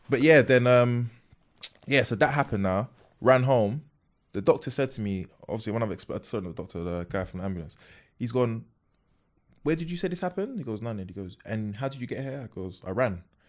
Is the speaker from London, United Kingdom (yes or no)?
yes; London, United Kingdom; also born or lived in Peckham; born in Peckham, then I moved from Peckham to Bermondsey